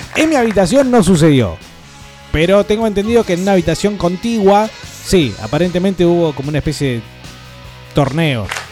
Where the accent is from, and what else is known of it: Buenos Aires, Argentina; born or raised there; also born or lived in Mar del Plata; now in Neuquén, Argentina